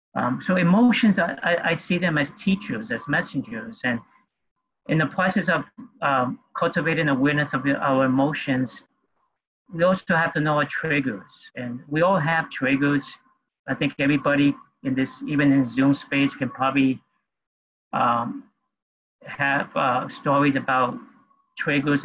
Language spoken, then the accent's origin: English; New York City, New York, United States; also born or lived in Peru; I grew up in New York City